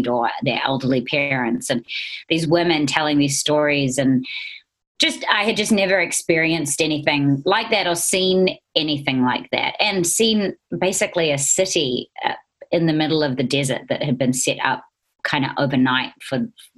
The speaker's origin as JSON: {"language": "English", "country": "New Zealand", "accent": "Kiwi", "moved": "as an adult", "lives_now": "Los Angeles, United States", "said": "it has been really cool being a Kiwi"}